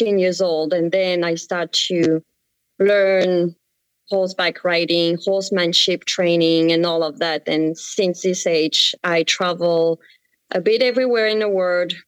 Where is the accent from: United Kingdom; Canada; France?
France; accent: French; English is a second language; moved away as an adult; now in Belchertown, United States; you may hear with my accent, I come from France.